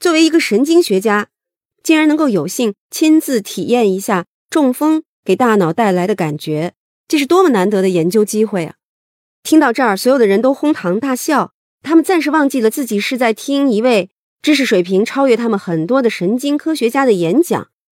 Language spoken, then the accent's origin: Chinese; China; 我们中国人传统的合家团圆、欢声笑语的时刻